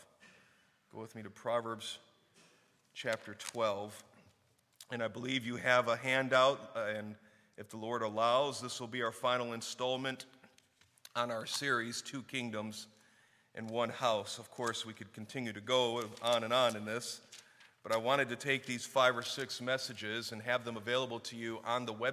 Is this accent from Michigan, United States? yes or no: yes; Warren, Clarkston, Michigan, United States; We moved from Warren, Michigan to Clarkston, Michigan